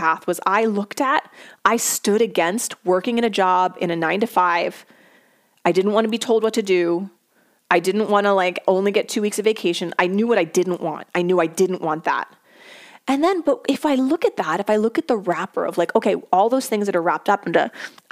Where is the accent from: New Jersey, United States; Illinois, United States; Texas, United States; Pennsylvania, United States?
Pennsylvania, United States; Philadelphia; I was born and raised in the Philadelphia area